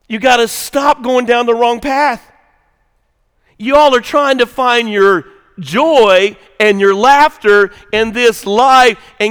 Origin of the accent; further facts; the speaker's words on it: the South, United States; I grew up in America, grew up in the South